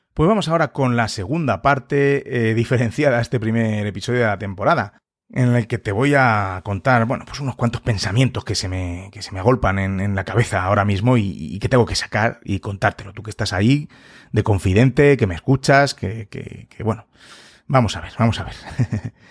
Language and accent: Spanish; Madrid, Community of Madrid, Spain; yo soy de España, en Madrid en concreto